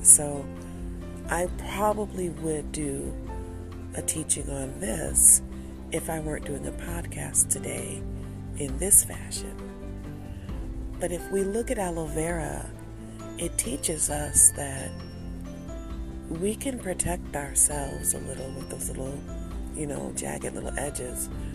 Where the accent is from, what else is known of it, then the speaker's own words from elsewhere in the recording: Detroit, Michigan, United States; I'm from Detroit.